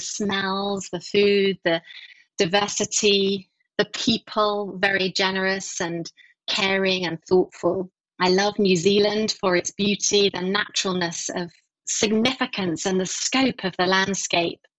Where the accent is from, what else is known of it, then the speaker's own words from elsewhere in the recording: Essex, East of England, United Kingdom; also born or lived in London; I grew up just outside London, probably half an hour east of London in a county called Essex